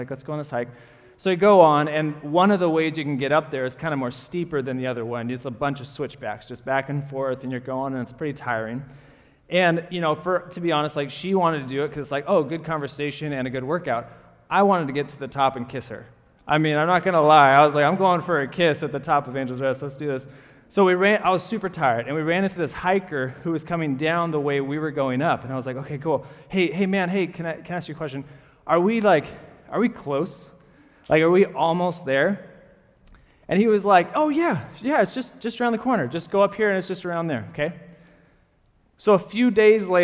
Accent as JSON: {"language": "English", "town": "Portland", "region": "Oregon", "country": "United States", "tie": "born or raised there", "said": "I grew up in Portland"}